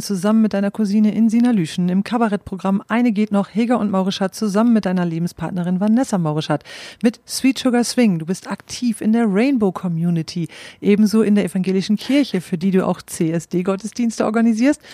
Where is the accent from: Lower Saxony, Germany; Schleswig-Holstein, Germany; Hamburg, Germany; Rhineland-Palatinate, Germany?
Lower Saxony, Germany; East Frisia; Ich bin ja selbst auch in Ostfriesland aufgewachsen